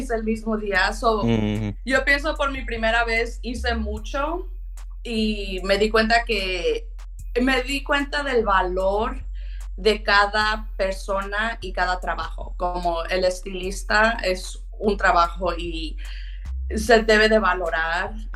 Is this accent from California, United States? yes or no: yes; Pittsburg, California, United States; also born or lived in Oakland, California; nosotros crecimos en Oakland, yo y mi hermano y mi mamá. Entonces vengo de una mamá soltera, eso sí fue difícil porque pues ella sola tratando de crear a dos niños, una niña, yo y mi hermano y después de que cuando tuve unos como 10 años, 10, 11 años, nos movimos a Pittsburgh.